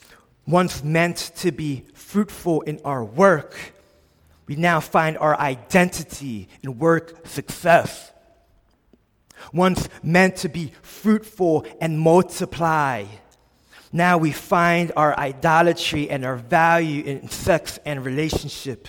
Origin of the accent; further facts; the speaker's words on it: Philadelphia, Pennsylvania, United States; I grew up in a small little subsection of Philadelphia in Olney, PA. This is where I was born and raised.